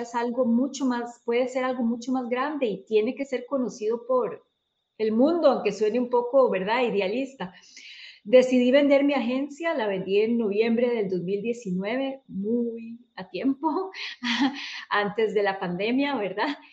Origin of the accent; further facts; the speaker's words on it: Costa Rica; soy de Costa Rica